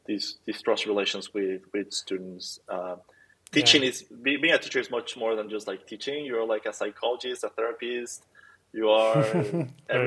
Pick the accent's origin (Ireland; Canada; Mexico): Mexico; I'm from Mexico